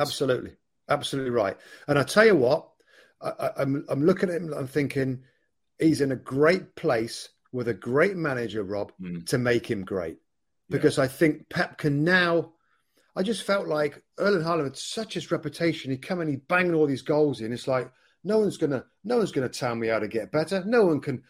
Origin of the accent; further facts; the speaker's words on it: England, United Kingdom; I'm an English guy in this pub in Italy